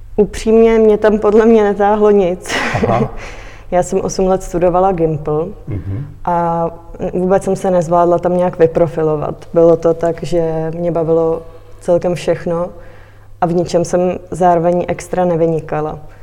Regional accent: Litomyšl, Pardubice Region, Czechia; moved away as an adult; now in Prague, Czech Republic; cítím se hodně, hodně hezky tady v Litomyšli

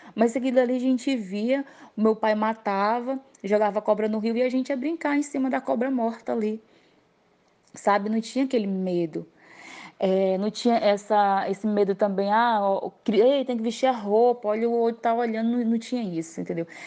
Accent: Tarauacá, Acre, Brazil; eu não sou natural da capital de Rio Branco, eu nasci numa cidade, todos nós, os nove filhos, nasceram numa cidade bem pequena, chamada Tarauacá.

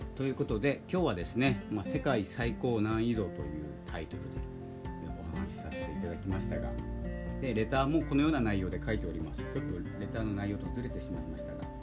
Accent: Hokkaido, Japan; 僕はあの北海道の出身なので

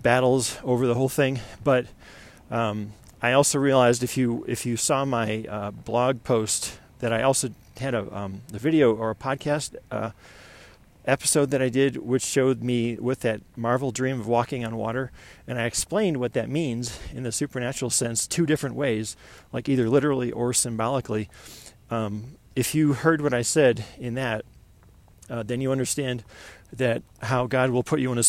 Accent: Buffalo, New York, United States; moved away as an adult; now in Colorado Springs, United States; I'm from Buffalo, New York

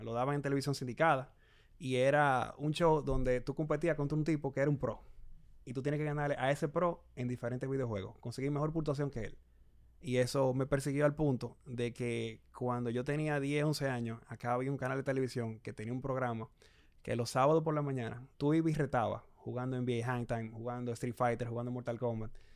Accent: Santo Domingo, Distrito Nacional, Dominican Republic; yo nací acá en Santo Domingo, mucha gente piensa que yo nací en Canadá. No, yo no nací en Canadá, nací en República Dominicana, eh, me crié acá también

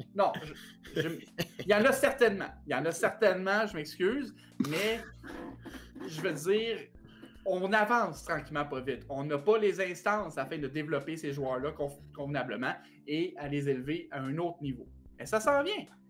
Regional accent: Quebec, Canada

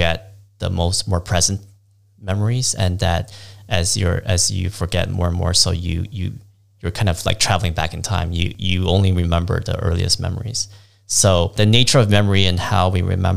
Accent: United States; also born or lived in Hong Kong; now in New York, United States; I was born in the United States

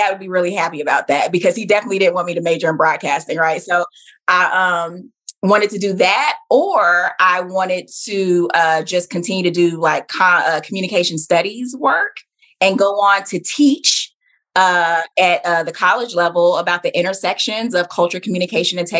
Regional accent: Southeast, United States; I grew up in the Southeast. Yeah. So I am a military brat, you know, so I've lived a lot of different places, but I, you know, I'm from the South. It's where my family is from.

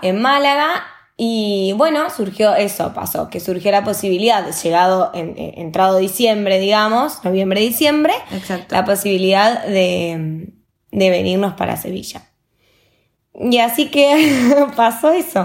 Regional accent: Argentina; moved away as an adult; now in Spain; Las dos somos argentinas y nos recibimos hace poco de licenciadas en turismo

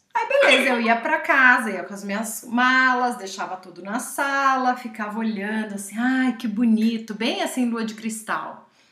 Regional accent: São Roque, São Paulo, Brazil; São Roque, que é a cidade onde eu cresci

